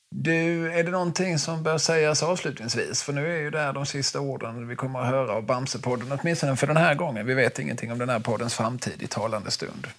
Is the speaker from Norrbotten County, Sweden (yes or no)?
no; Skåne, Sweden; min skånska bakgrund